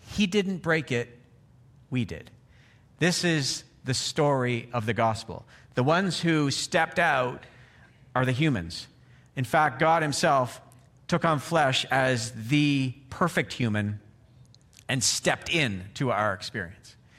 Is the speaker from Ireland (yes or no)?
no; Canada; moved away; I'm from Canada